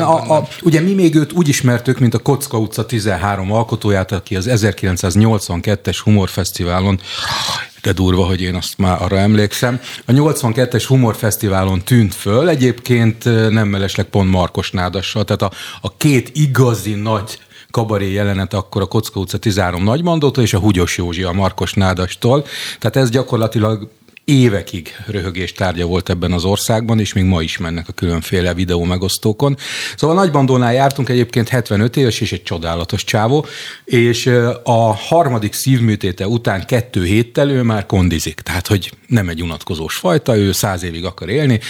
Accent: Jászberény, Jász-Nagykun-Szolnok, Hungary; látszik, hogy Jászberényből jöttem

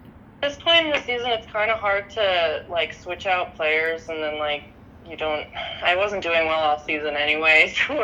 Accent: around Buffalo, New York, United States; I'm from New York. I'm from around where Buffalo is

